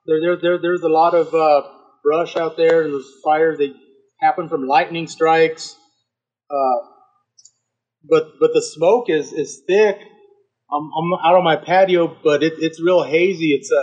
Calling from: Pueblo, Colorado, United States; I live in Colorado. I live in Pueblo.

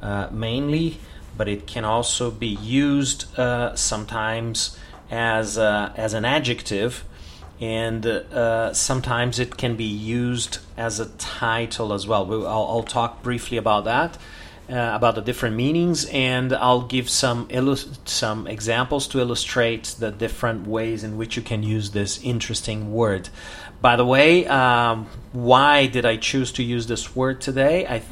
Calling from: Porto Alegre, Rio Grande do Sul, Brazil

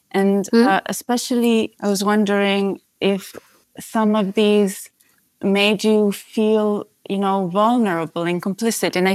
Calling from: Amsterdam, North Holland, Netherlands; Hi, yes, I'm phoning in from Amsterdam.

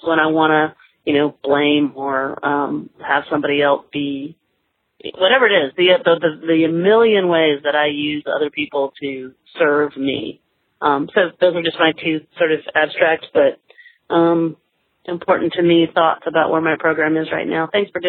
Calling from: Georgia, United States; Hi, Spencer. I'm calling you from Georgia.

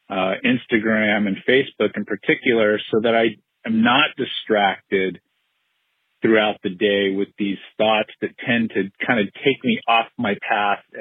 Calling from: Southern California, United States; I'm calling from Southern California.

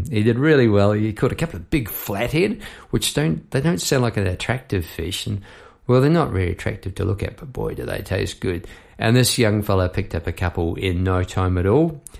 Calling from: Melbourne, Victoria, Australia; I am having a go online I'm my microphone from Melbourne, Australia, um, down the Mornington Peninsula, which is a great part of the world.

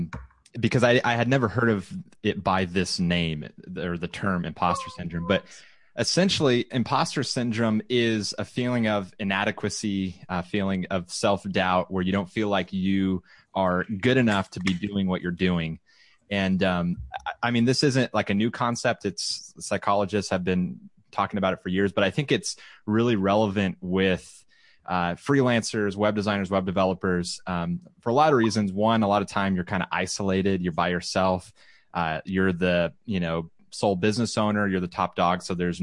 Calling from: Round Rock, Texas, United States; I am broadcasting from Round Rock, Texas, which is in the Austin, Texas area.

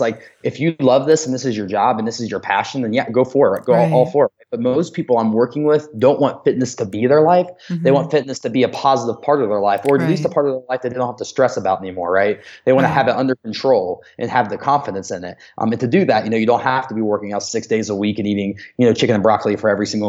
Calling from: Denver, Colorado, United States; Like right now, obviously I'm calling you from Denver

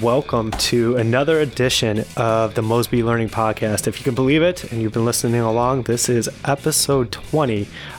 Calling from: Dallas, Texas, United States; I'm calling in from Dallas, Fort Worth.

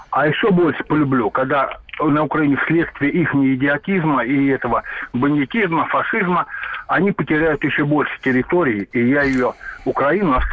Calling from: Moscow, Russia; Я Москва, Москва, Москва.

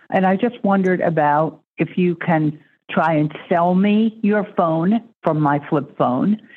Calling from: Maine, United States; I'm calling from Maine.

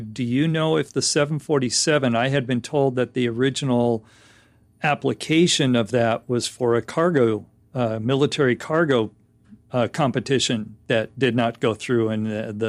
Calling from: Simi Valley, California, United States; I'm out in Simi Valley, California, just outside of Los Angeles.

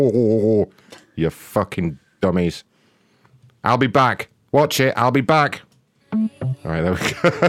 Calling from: Wisconsin, United States

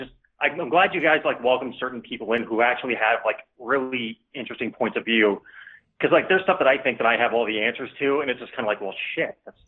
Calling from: Oregon, United States; from Oregon.

